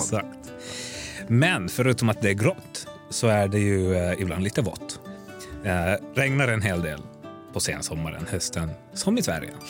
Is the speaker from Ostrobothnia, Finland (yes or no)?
no; Helsinki, Uusimaa, Finland; first language Swedish; moved away as an adult; now in Stockholm, Sweden; född och uppvuxen i Helsingfors